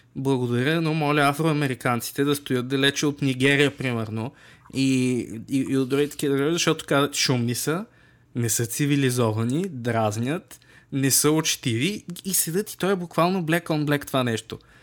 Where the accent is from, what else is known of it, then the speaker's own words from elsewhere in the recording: Bulgaria; сме си от тази държава